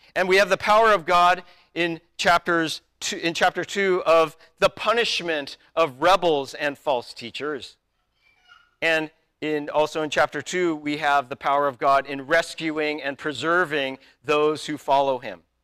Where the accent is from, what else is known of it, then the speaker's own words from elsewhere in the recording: United States; I am an American